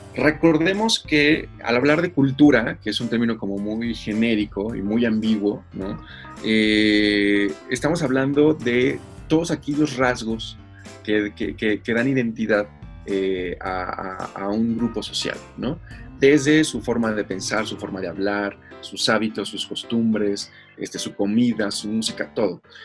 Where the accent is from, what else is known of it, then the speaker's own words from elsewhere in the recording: Mexico; nosotros como mexicanos